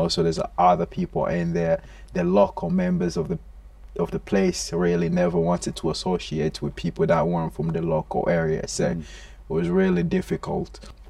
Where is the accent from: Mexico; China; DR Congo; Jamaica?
DR Congo; moved away; And again, I came from the Congo, one of the richest place in the world, mineral wise, in terms of resources and stuff. There's always wars going on there, so life there, it's not really as sustainable as it's supposed to be over here.